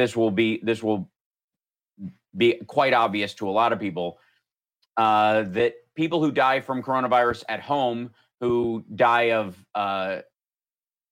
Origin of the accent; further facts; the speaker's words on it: Peaks Mill, Kentucky, United States; moved away; I grew up in Peaks Mill, Kentucky. One road, 46 people.